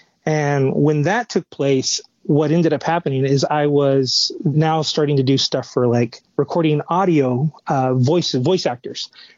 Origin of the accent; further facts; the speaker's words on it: Southern California, United States; Born and raised in Southern California.